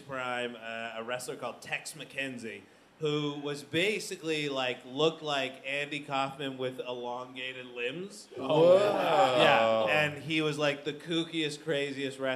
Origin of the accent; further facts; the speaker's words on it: Calgary, Alberta, Canada; my hometown of Calgary, Alberta.